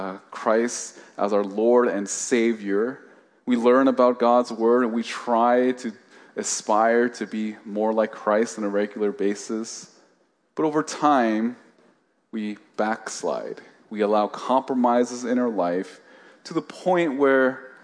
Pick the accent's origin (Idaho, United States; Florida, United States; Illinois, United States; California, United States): California, United States; Oakland; I grew up in the East Bay in Oakland